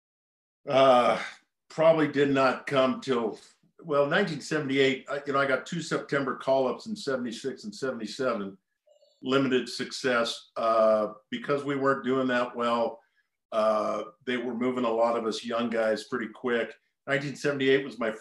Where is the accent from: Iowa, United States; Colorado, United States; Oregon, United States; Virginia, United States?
Oregon, United States; Portland; also born or lived in Bay Area, California; I born and raised in Portland, Oregon, but for two of those years, we were living in the Bay Area